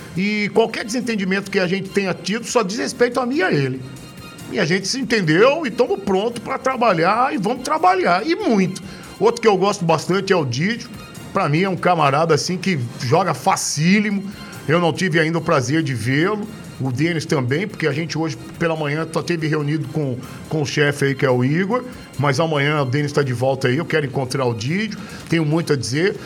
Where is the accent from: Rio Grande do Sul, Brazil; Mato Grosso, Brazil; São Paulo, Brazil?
Mato Grosso, Brazil; Cuiabá; Eu sou cuiabano